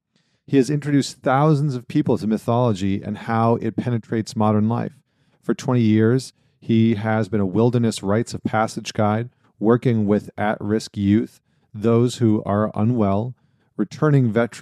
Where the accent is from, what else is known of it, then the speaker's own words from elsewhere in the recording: Northern Canada, Canada; now in United States; I was going to say I'm upstate New York right now, but I'm from Northern Canada, and so I'm familiar with the cold, very familiar with it.